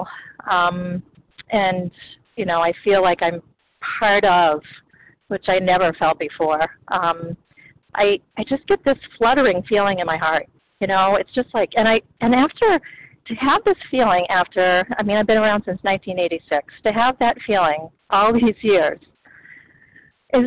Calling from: the Berkshires, Massachusetts, United States; I'm calling from Massachusetts, from Berkshires

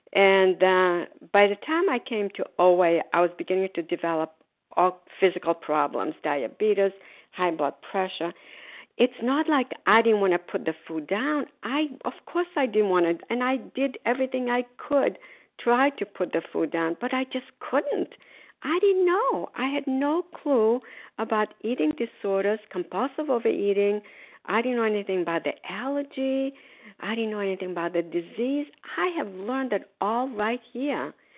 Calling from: Florida, United States; grateful, recovered, compulsive overeater. I'm calling from Florida. Today, we are snowbirds. We are in Florida.

